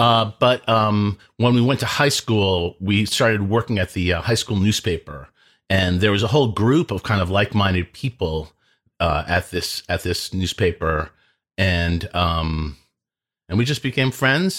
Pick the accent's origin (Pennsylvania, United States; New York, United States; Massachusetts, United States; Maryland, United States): Massachusetts, United States; Lincoln; I am from Lincoln, Massachusetts